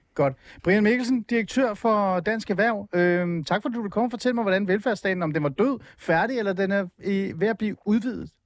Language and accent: Danish; Denmark; also born or lived in Iran; jeg er vokset op i Danmark og anser mig som dansker